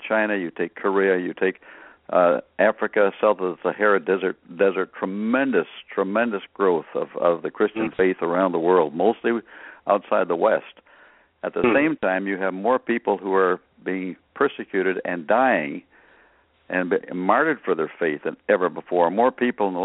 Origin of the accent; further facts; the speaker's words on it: Canada; now in United States; I grew up in Canada